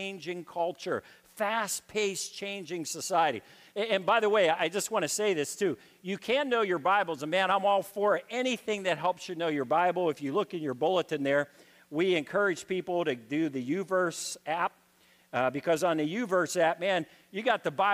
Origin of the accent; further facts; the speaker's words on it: Pittsburgh, Pennsylvania, United States; I grew up in Pittsburgh, Pennsylvania. I grew up inner city.